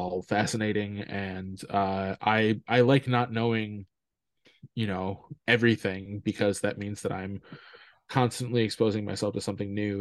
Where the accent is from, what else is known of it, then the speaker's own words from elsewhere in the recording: Midwest, United States; I'm from the Midwest